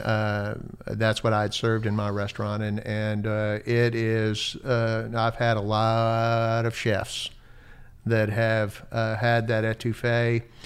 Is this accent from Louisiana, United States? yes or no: yes; Natchitoches, Louisiana, United States; moved away; growing up in Louisiana